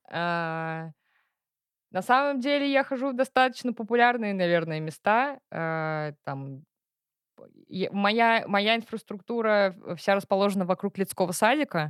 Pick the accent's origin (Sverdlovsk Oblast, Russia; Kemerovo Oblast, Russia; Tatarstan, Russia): Tatarstan, Russia; also born or lived in London / Portugal; я татарка